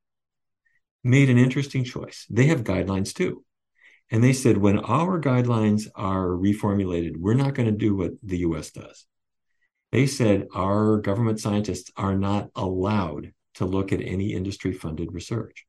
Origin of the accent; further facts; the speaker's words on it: North Dakota, United States; When I was a kid, I grew up in North Dakota